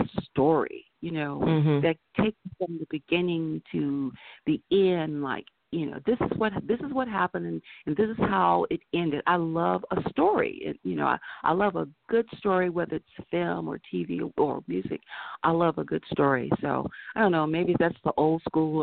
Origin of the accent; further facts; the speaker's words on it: the South, United States; also born or lived in Carolina, Virginia line; now in Los Angeles, United States; I am from the South